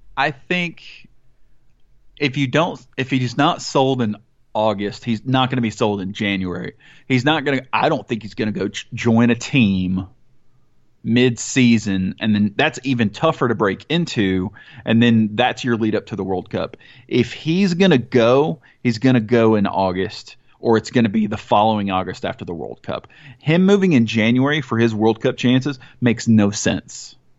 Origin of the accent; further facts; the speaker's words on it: Mississippi, United States; moved away; also born or lived in Atlanta, Georgia / Southaven, Mississippi; I grew up in Mississippi, which is obviously not a soccer hotbed